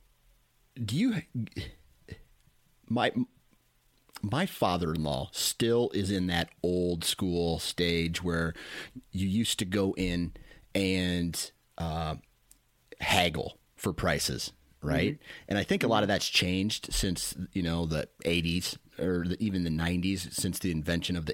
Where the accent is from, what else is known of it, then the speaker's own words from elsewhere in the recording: Mount Pleasant, Iowa, United States; I grew up in Mount Pleasant